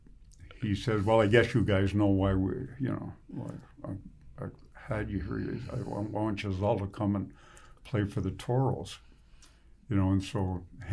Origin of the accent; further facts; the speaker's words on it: Ottawa, Ontario, Canada; I'm from Ottawa East